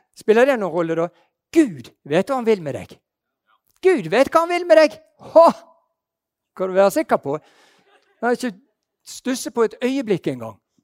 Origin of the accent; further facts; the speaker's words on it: Bergen, Vestland, Norway; Jeg er bergenser